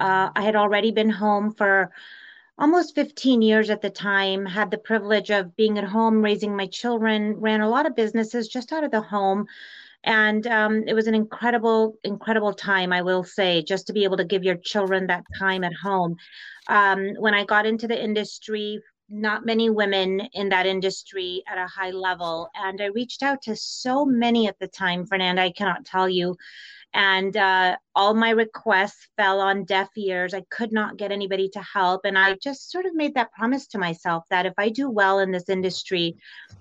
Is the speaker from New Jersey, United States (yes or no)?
no; East Bay Area, California, United States; moved away as an adult; now in Arizona, United States; So my family migrated to US when I was just 8 years old. My dad brought over three daughters, his lovely bride, and I grew up in the Bay Area, East Bay Area in California.